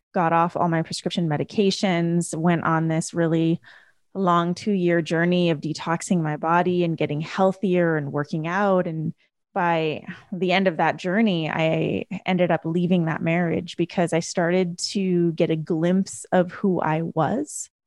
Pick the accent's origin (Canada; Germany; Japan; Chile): Canada; I grew up in a first generation family in Canada. So my parents, after they got married, immigrated to Canada and I was born in Canada